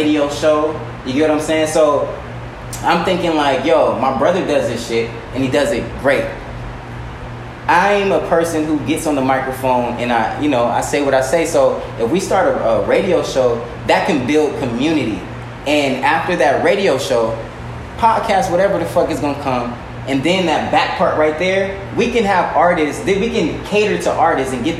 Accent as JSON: {"language": "English", "town": "Long Beach", "region": "California", "country": "United States", "also_born_or_lived": "Artesia, California", "lives_now": "Inglewood, United States", "said": "I'm a black man from Northside Long Beach, young Artesia, live in Inglewood"}